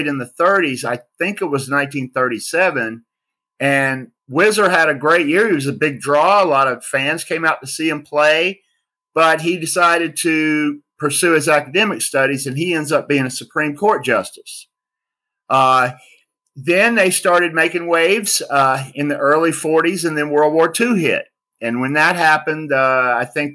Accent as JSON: {"language": "English", "region": "Mississippi", "country": "United States", "accent": "Southern twang", "said": "I'm not a Yinzer. I'm from Mississippi"}